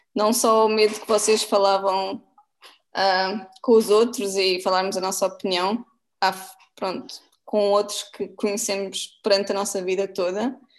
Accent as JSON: {"language": "Portuguese", "country": "Portugal", "said": "como portuguesa"}